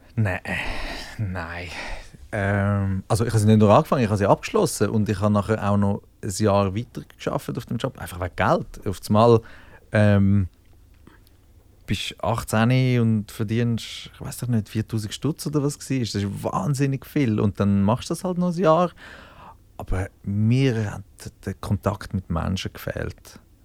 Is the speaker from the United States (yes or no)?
no; Zürich Oberland, Zurich, Switzerland